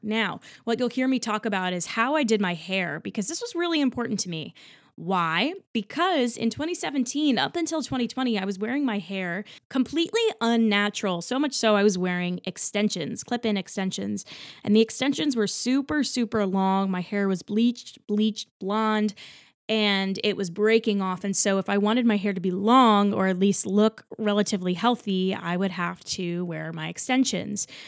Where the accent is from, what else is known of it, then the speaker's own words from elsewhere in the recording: New Jersey, United States; moved away as an adult; also born or lived in Texas State University, Texas; now in New York City, United States; I grew up in Central Jersey